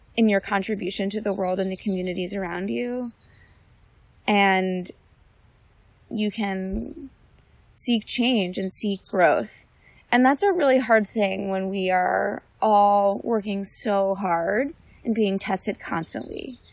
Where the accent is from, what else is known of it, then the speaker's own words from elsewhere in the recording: West Orange, New Jersey, United States; I'm from West Orange, New Jersey